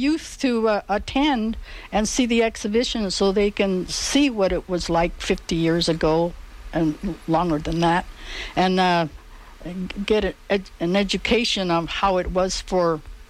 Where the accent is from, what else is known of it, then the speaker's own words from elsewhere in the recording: Fresno, California, United States; I lived in Fresno. I was raised here in Fresno.